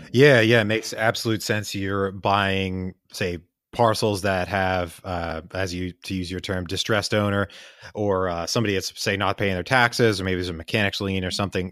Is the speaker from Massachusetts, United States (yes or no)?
no; Pennsylvania, United States; I grew up in Pennsylvania